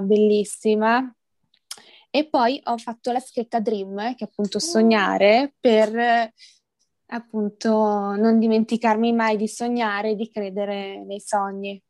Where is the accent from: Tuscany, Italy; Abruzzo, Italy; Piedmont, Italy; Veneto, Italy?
Veneto, Italy; Verona; ho 22 anni, sono di Verona